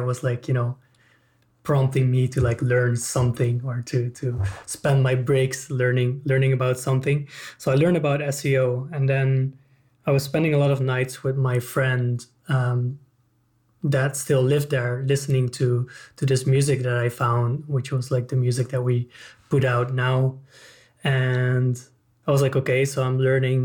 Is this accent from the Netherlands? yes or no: yes; Netherlands; I'm from the Netherlands